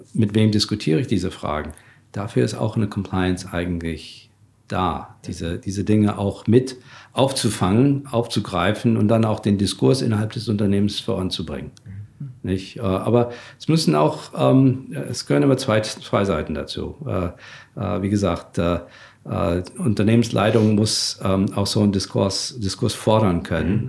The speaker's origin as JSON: {"language": "German", "country": "Germany", "said": "als Deutsche"}